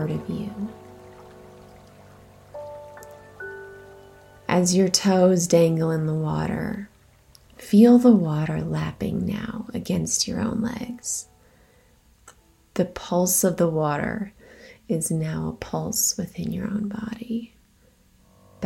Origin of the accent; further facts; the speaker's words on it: Midwest, United States; I grew up near lakes in the Midwest